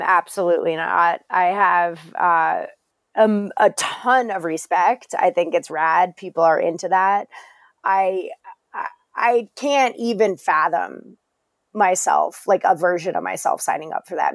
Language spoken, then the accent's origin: English; Englewood, Colorado, United States; I grew up in Colorado. My dad's from Colorado. He's, I'm from Englewood, um, so not far from you